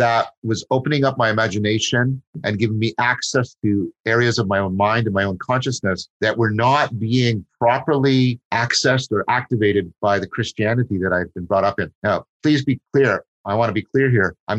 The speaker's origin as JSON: {"language": "English", "town": "Dundas", "region": "Ontario", "country": "Canada", "tie": "born or raised there", "first_language": "English", "said": "I grew up in Dundas in Canada, which is near Hamilton"}